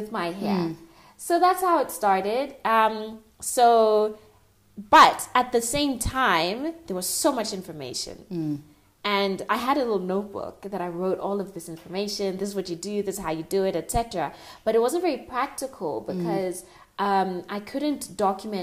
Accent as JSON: {"language": "English", "country": "Tanzania", "moved": "yes", "said": "I'm originally from Tanzania"}